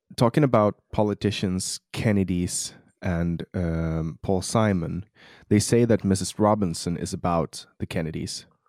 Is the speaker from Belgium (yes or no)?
no; Mariehamn, Åland Islands; accent: Åland Islander; now in Sweden; In my hometown, which is uh, yeah. pr- pretty cool because uh, you know it's like we're ten thousand people in Mariehamn